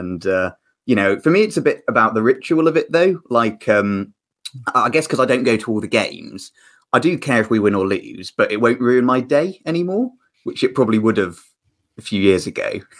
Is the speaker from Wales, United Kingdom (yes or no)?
no; Kinnerley, West Midlands, United Kingdom; also born or lived in Shrewsbury; I grew up in really rural Shropshire. I grew up in sort of Maysbrook, Kinnerley, Llanymynech, right on the Welsh border.